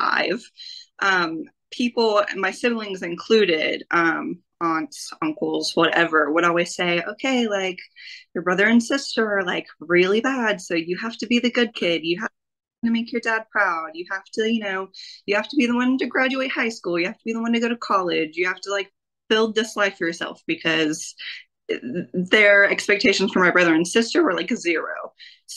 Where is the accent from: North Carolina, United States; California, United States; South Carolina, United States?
South Carolina, United States; Greenville; I grew up in Greenville, South Carolina, which is maybe like 45 minutes outside of Asheville